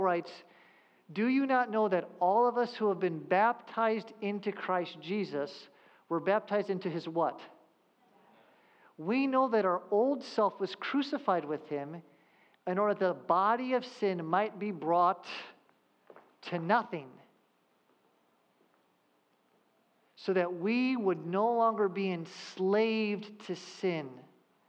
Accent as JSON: {"language": "English", "region": "Southern California", "country": "United States", "tie": "born or raised there", "said": "I grew up in Southern California"}